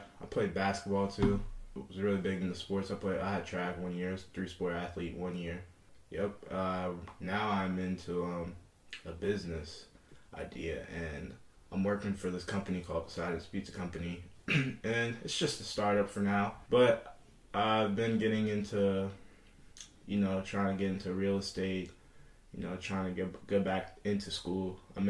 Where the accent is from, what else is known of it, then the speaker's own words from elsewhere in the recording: Northern Kentucky, United States; also born or lived in Nouakchott, Mauritania / Chicago; I grew up in Northern Kentucky. I played football there. I went to high school in Boone County High School